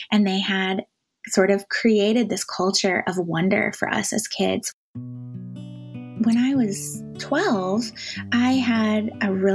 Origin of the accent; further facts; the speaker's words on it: Washington, United States; moved away; also born or lived in Manhattan; I grew up in Washington State, the dry side of the state